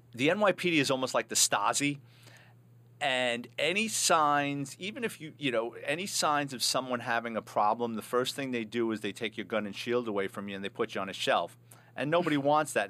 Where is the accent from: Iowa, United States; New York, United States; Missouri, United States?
New York, United States; New York City; I'm a Bronx kid, born and raised in New York City